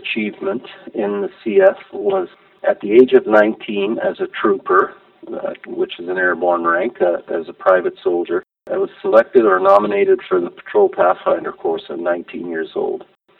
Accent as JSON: {"language": "English", "country": "Grenada", "tie": "born there", "said": "My dad was an engineer from the Caribbean. He'd been all over the world. We traveled quite a bit. I was born in Grenada in the West Indies."}